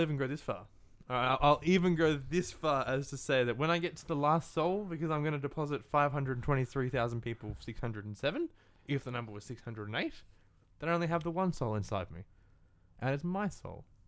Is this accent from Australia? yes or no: yes; Australia; being an Australian and living in Australia